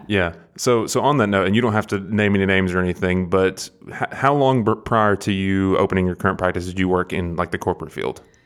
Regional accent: Athens, Tennessee, United States; I'm from about an hour up the road. I don't know if you're familiar with Athens

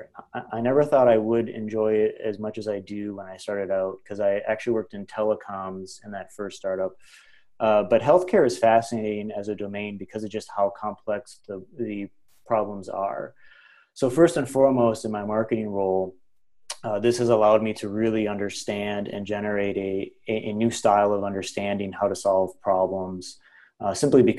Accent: northern Wisconsin, United States; also born or lived in Milwaukee; I grew up in northern Wisconsin. So I'm just an all shucks farm boy

